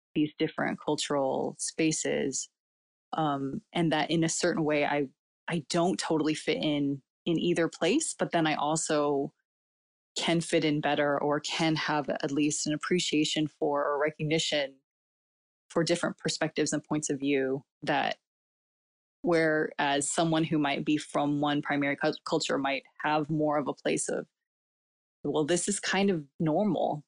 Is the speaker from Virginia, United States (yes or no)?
no; California, United States; first language Cantonese; English is a second language; also born or lived in South Asia; here in America, then it, where I'm, I've been born and raised